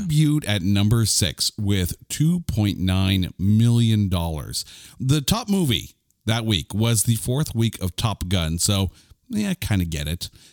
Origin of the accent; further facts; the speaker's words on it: Canada; I'm a Canadian.